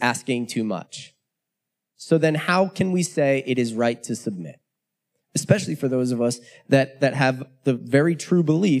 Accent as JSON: {"language": "English", "country": "United States", "said": "I'm an American. It is deeply rooted in me"}